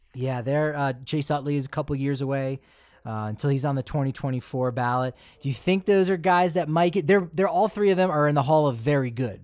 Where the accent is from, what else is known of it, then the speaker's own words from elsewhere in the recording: Philadelphia, Pennsylvania, United States; growing up in the Philadelphia area